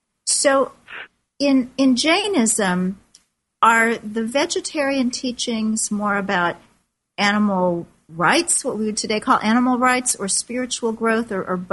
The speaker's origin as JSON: {"language": "English", "country": "United States", "said": "as an American, now most of us are not raised with reincarnation. I was"}